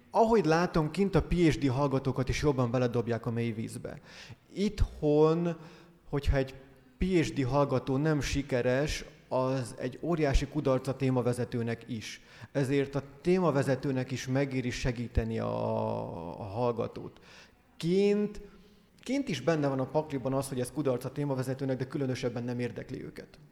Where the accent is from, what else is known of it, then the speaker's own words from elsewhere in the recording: Hungary; moved away as an adult; now in Scotland, United Kingdom; Én meg magyar vagyok